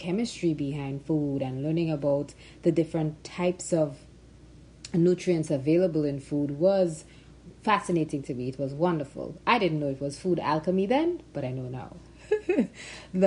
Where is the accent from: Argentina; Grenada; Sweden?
Grenada; I was born and raised in Grenada